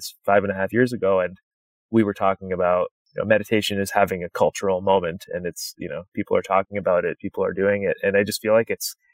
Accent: Canada; now in United States; I grew up in Canada

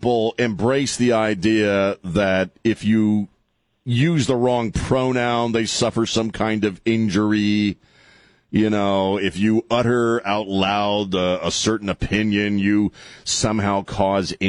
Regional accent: Maryland, United States; I grew up in Maryland

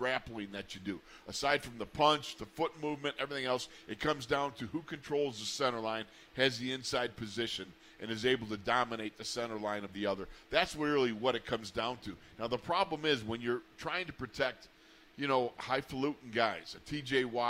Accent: Buffalo, New York, United States; I'm from Buffalo

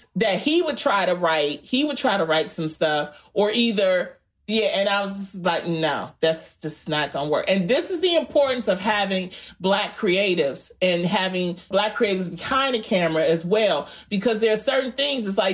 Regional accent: Detroit, Michigan, United States; I'm from Detroit.

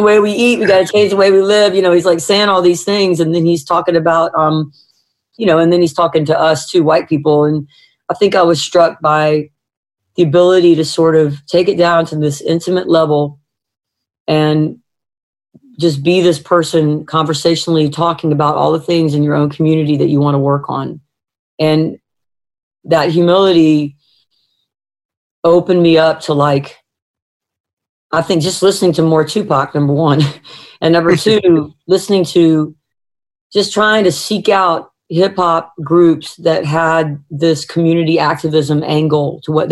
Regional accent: the South, United States; I'm a Southerner, you know, and I've been raised in a way that's wasn't perfect

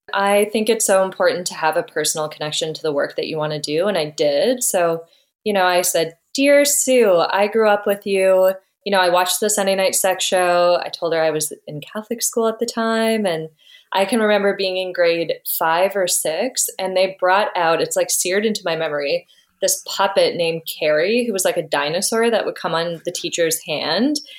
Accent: Ottawa, Ontario, Canada; I grew up in Ottawa

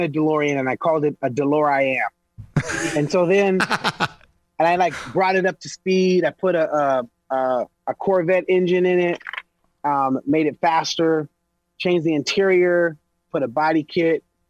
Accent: Los Angeles, California, United States; I'm from East L.A., bro. I was one of the only black families in an all-Mexican neighborhood

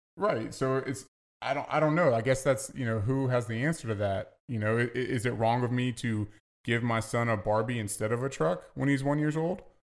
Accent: Virginia, United States; I'm from the South

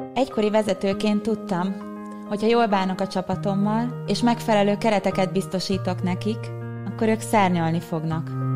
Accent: Pilis, Pest, Hungary; a helyen, ahol felnőttem Pilisen

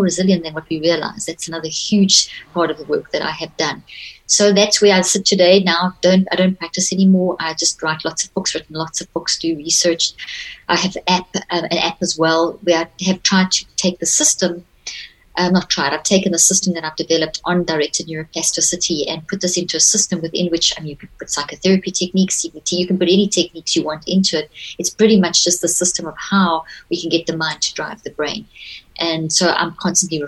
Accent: South Africa; also born or lived in Zimbabwe; I was very privileged to grow up in South Africa. I was born in Zimbabwe

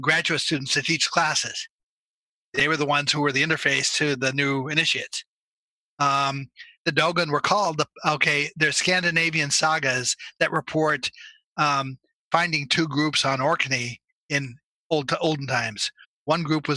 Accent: Salem, Oregon, United States; I grew up in Salem, Oregon

